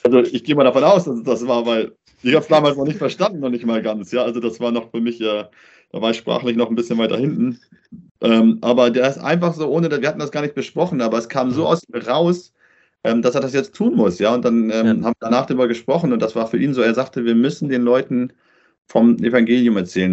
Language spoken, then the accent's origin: German; Germany; moved away as an adult; also born or lived in Paraguay